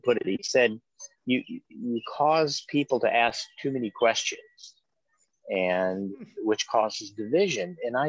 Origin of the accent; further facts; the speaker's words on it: Georgia, United States; now in Wisconsin, United States; I was raised in Georgia. I live up here in Wisconsin now